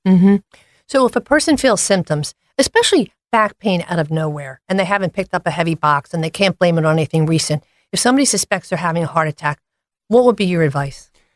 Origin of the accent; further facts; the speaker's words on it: Philadelphia, Pennsylvania, United States; Born and raised in Philadelphia, I'm a proud graduate of Hawk Hill